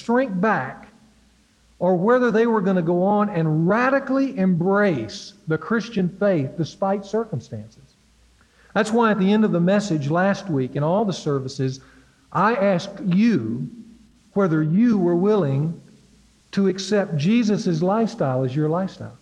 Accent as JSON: {"language": "English", "region": "Louisiana", "country": "United States", "tie": "born or raised there", "said": "growing up in Louisiana"}